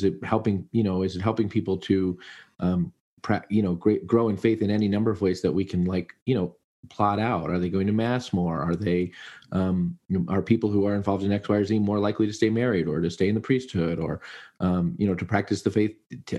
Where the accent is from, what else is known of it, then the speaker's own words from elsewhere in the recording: United States; I guess I'm just American.